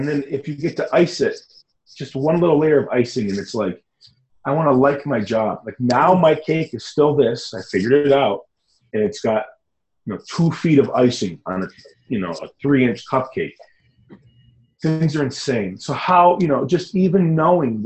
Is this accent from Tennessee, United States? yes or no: no; Michigan, United States; moved away as an adult; also born or lived in Detroit; I'm from Michigan. I was raised in Michigan, born in Detroit.